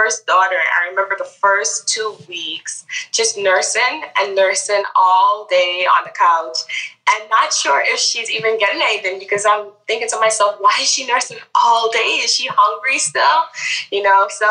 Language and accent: English; Grenada; moved away as an adult; now in United States; I'm actually from the Caribbean. So I was born and raised in Grenada and I came here for college.